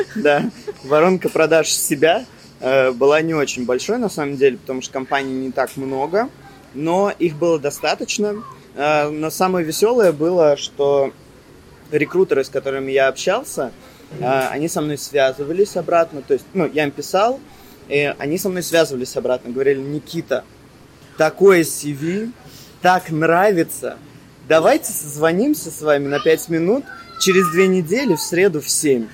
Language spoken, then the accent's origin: Russian; Russia; moved away as an adult; also born or lived in Germany; now in Cyprus; Я планировал уезжать из России